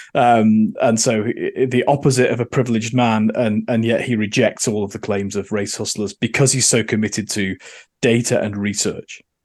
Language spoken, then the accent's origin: English; Manchester, North West England, United Kingdom; moved away as an adult; also born or lived in Oxfordshire / London; now in Australia; I'm from Manchester, uh, and therefore grew up thinking that the Labour Party and socialism were the answer